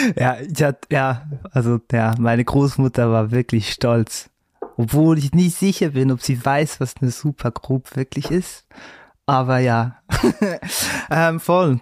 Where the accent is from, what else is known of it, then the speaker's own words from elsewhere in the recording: Switzerland; accent: Swiss German; Erdbeeren zum Beispiel heißt Epperi, da wo ich herkomme, Epperi